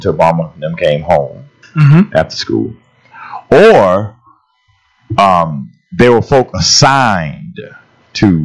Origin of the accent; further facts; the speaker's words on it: St. Petersburg, Florida, United States; growing up in St. Petersburg